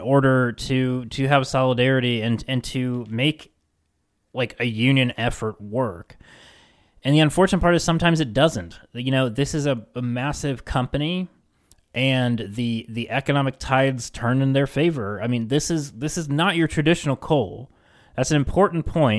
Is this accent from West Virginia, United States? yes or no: yes; West Virginia, United States; my home state of West Virginia